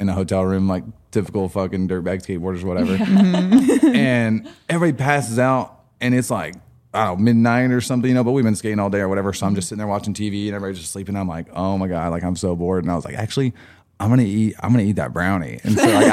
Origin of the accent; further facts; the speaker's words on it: Frederick, Oklahoma, United States; also born or lived in Altus, Oklahoma; I grew up in Frederick from the time I was, I don't know, a baby